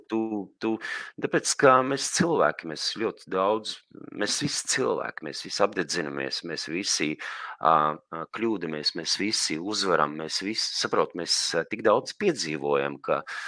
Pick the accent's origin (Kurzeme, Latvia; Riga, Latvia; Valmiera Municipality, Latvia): Kurzeme, Latvia; Liepāja; mana bērnība, visu vis dzīves pirmā nu, jaunība ir pagājusi. Liepājas